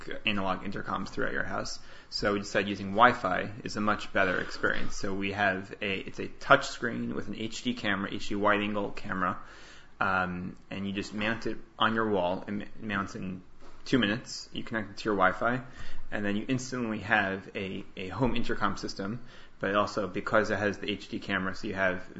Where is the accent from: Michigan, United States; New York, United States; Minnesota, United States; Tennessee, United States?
New York, United States; New York City; also born or lived in Boston; Growing up in New York and taking the subway here